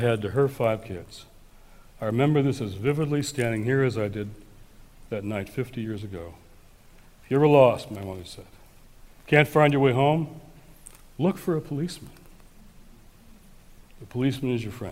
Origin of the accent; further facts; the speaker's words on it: Detroit, Michigan, United States; my hometown of Detroit. So I'm now a teenager